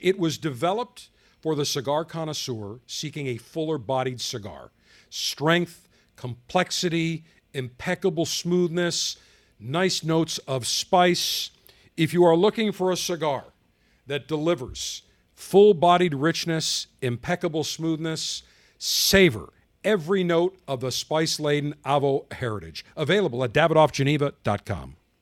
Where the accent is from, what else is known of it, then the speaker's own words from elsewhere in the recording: Buffalo, New York, United States; living in Buffalo, growing up in Buffalo